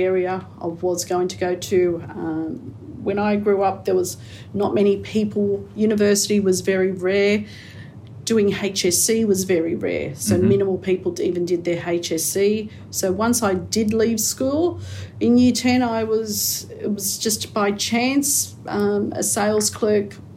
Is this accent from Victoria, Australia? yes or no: no; Liverpool, New South Wales, Australia; also born or lived in Camperdown, Sydney; that was only for birth, but otherwise grew up within this area. So I grew up around the Liverpool area.